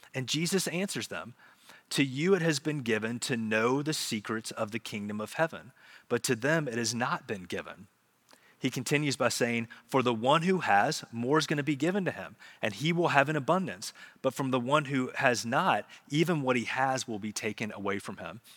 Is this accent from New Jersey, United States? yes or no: no; Charlotte, North Carolina, United States; I grew up in Charlotte, so we would go to South Park Mall